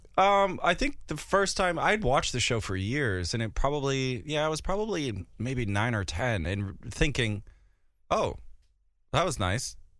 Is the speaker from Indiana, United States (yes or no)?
no; North Dakota, United States; now in London, United Kingdom; where I grew up in Far Gardner, North Dakota